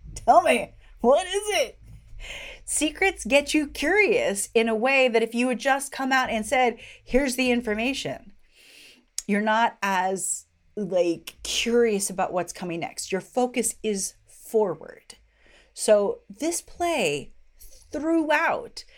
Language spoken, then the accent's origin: English; Washington, District of Columbia, United States; my hometown